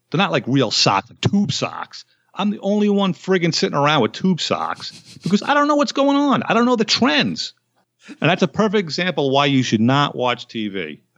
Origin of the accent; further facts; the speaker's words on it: United States; I was born in America